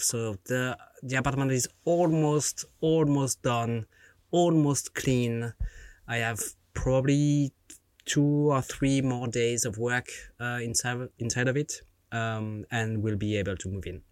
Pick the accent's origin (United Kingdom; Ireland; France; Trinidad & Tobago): France; born or raised there